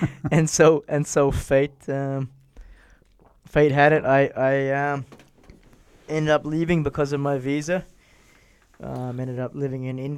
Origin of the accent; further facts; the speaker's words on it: Brisbane, Queensland, Australia; now in Vienna, Austria; from Australia, where you got, I mean, uh, my hometown's Brisbane